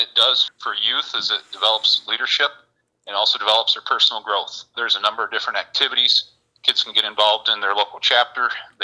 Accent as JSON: {"language": "English", "town": "Monterey Center", "region": "Michigan", "country": "United States", "tie": "born or raised there", "said": "I grew up in Allegan County in a little borough, if you will, called Monterey Center"}